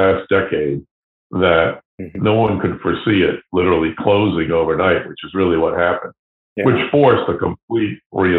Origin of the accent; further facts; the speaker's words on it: New London, New Hampshire, United States; now in Boston, United States; So I came to Boston from New London, New Hampshire, to pursue a radio and television career.